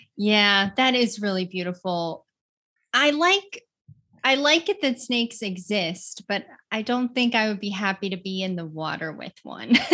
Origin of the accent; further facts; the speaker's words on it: Utah, United States; I grew up in nature. I grew up in Utah.